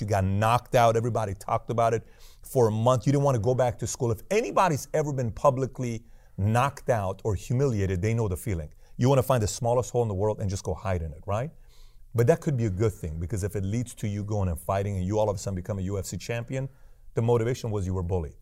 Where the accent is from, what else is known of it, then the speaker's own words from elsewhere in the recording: Iran; moved away; I'm from Iran